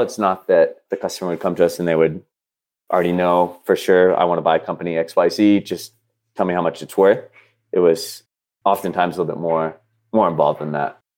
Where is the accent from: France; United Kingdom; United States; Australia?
United States; Dallas, Texas; moved away as an adult; I'm from Dallas